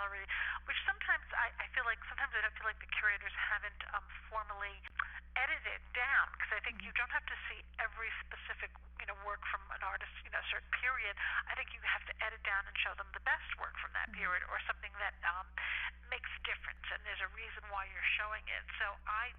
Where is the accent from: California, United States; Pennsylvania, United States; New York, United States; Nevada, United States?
New York, United States; New York City; moved away as an adult; now in East Hampton, United States; I grew up in the Bronx, and I came out here in 1987